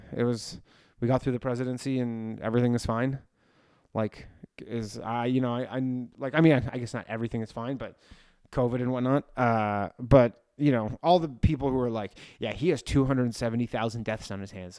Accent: Canada; now in New York, United States; I grew up in Canada. I live in New York.

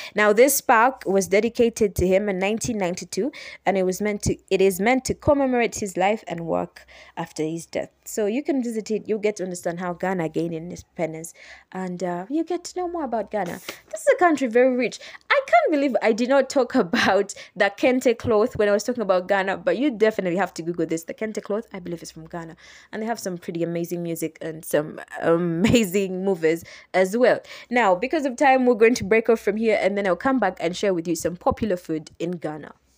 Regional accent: Uganda; I am from Uganda, that's East Africa

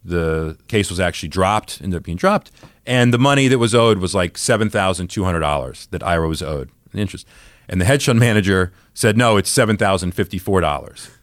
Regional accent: the South, United States; I grew up in the South, and my dad had an accent He was from Southern Georgia

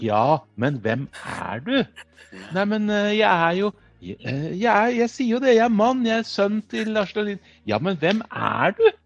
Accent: Kongsberg, Buskerud, Norway; Jeg kommer fra Kongsberg

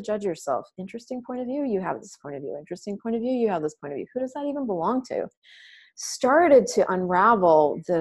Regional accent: Colorado, United States; moved away as an adult; also born or lived in Alabama; I grew up in Colorado

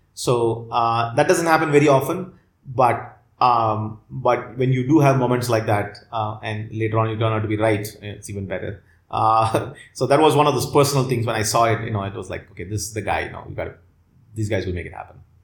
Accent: Chennai, Tamil Nadu, India; i grew up in chennai

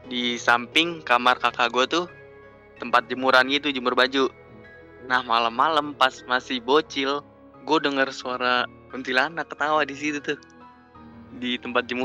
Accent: Pekanbaru, Riau, Indonesia; born there; banget kan gue lahirnya di Pekanbaru cok

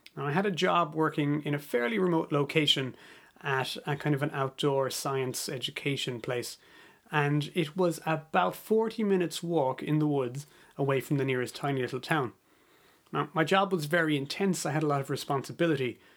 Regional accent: Ireland; moved away as an adult; also born or lived in United States / Canada; I'm Irish, but I've spent a bit of time living in America and Canada

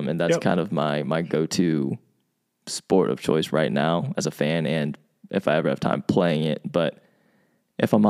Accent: Norfolk, Virginia, United States; also born or lived in South Korea; I grew up in Norfolk

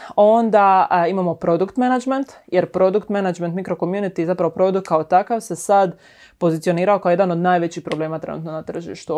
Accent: Šibenik, Šibenik-Knin County, Croatia; moved away as an adult; now in Zagreb, Croatia; inače sam iz Šibenika, mhm. mislim da se to jako jasno čuje.

